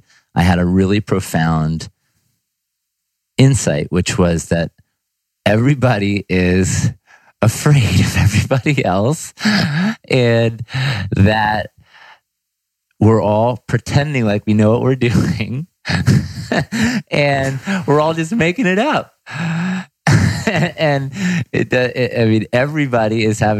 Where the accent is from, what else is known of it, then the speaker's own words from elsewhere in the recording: Ithaca, New York, United States; I'm from Ithaca, New York, so kind of upstate New York boy, country boy coming into the city